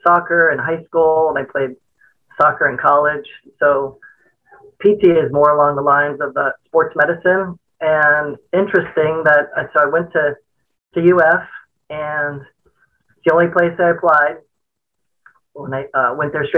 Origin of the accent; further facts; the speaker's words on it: Miami, Florida, United States; I grew up in Miami